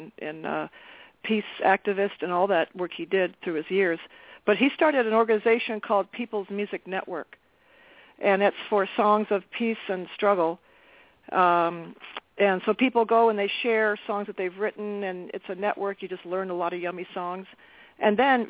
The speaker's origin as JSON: {"language": "English", "town": "South Sutton", "region": "New Hampshire", "country": "United States", "tie": "born or raised there", "lives_now": "New London, United States", "said": "I grew up in New Hampshire, in the country, in South Sutton, New Hampshire, so it's not a city."}